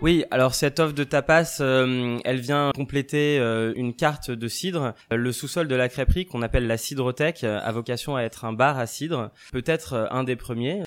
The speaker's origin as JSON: {"language": "French", "country": "France", "moved": "yes", "lives_now": "London, United Kingdom", "said": "en tant que Français"}